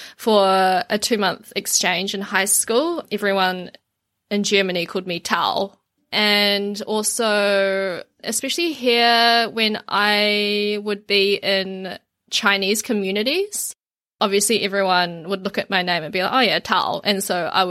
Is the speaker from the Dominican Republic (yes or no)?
no; Auckland, New Zealand; the area that I grew up in Auckland now is, like, Asia Central